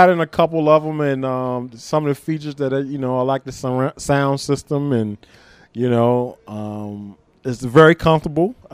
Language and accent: English; Hopewell, Virginia, United States; I grew up in Hopewell, Virginia. That's about 25 miles south of Richmond, Virginia.